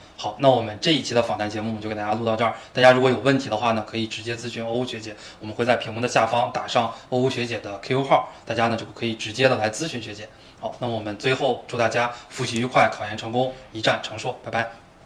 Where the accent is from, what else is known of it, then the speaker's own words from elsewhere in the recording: Zhangjiakou, Hebei, China; 我的出生地呢，是在河北张家口哦，其实跟山西那边是挨着的